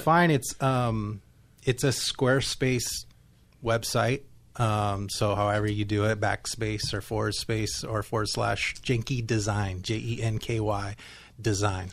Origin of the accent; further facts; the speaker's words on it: Nipomo, California, United States; I am from Napomo, California